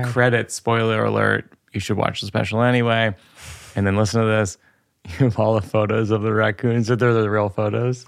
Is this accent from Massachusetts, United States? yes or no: yes; Shrewsbury, Massachusetts, United States; I'm from the Ohio of Massachusetts. I'm from Shrewsbury, which is kind of the same mm. thing